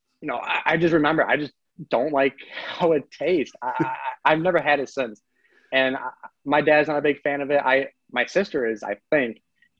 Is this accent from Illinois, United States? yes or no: yes; Algonquin, Illinois, United States; moved away as an adult; also born or lived in Chicago; now in Arizona, United States; I'm from Algonquin, about 30 minutes away from Chicago.